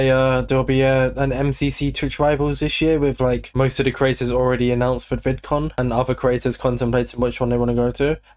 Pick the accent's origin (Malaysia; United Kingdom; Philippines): United Kingdom; we're British